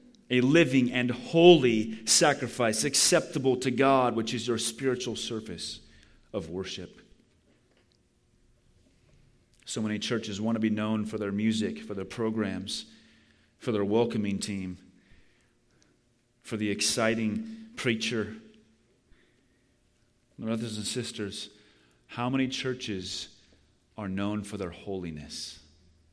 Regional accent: United States; we as American Christians

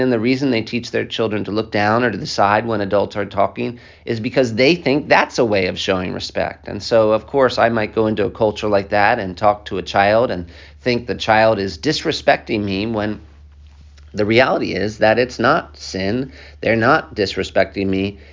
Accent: United States; accent: American; also born or lived in Africa; I have this American accent

